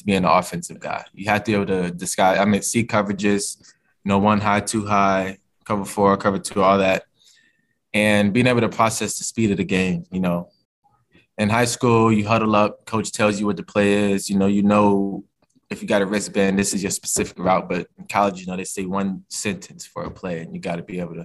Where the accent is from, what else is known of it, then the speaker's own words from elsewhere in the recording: Virginia, United States; moved away as an adult; being a Virginia guy